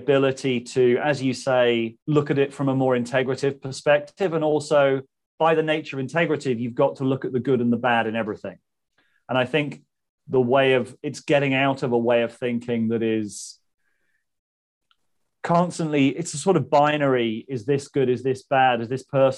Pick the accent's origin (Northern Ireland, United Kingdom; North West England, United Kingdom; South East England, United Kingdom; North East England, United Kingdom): South East England, United Kingdom; Southampton; moved away as an adult; also born or lived in Manchester; Southampton. I grew up in Southampton